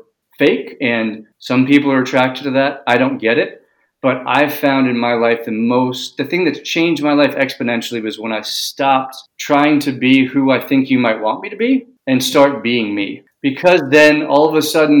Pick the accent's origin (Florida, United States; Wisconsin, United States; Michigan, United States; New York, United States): New York, United States; New York City; I grew up in New York City.